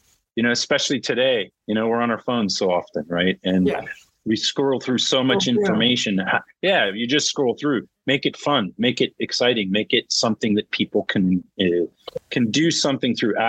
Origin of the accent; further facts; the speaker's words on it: California, United States; I'm a Californian. I was born and raised in California